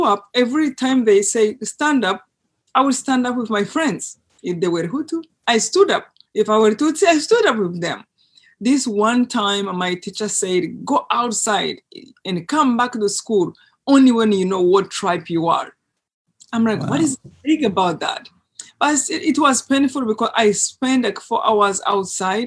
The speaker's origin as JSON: {"language": "English", "country": "Rwanda", "tie": "born or raised there", "moved": "yes", "said": "I grew up in Rwanda in a place that is very close to a lake"}